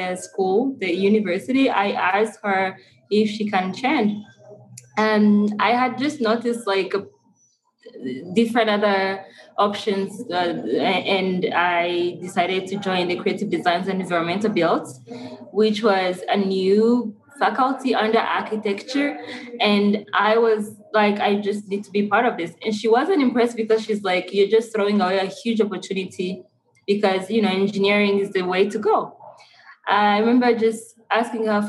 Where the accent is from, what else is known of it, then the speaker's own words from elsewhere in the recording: Kigali, Rwanda; I was born and raised in Rwanda, Kigali